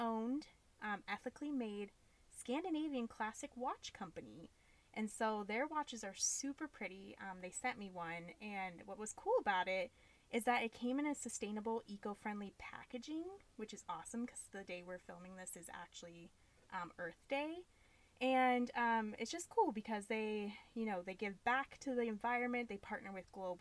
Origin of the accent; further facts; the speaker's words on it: Ohio, United States; born and raised in Ohio